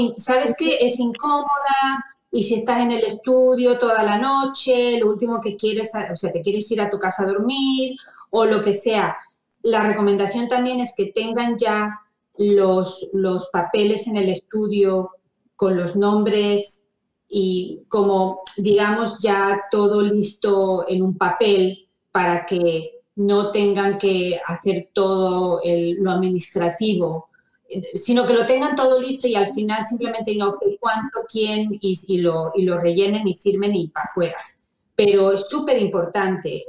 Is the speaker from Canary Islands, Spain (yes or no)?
no; Fuengirola, Andalusia, Spain; moved away as an adult; now in United States; me crié en España, en Fongirola, y yo me vine a Estados Unidos hace casi 30 años